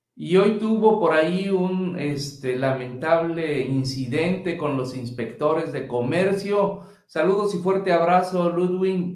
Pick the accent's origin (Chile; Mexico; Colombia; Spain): Mexico; nuestra cultura mexicana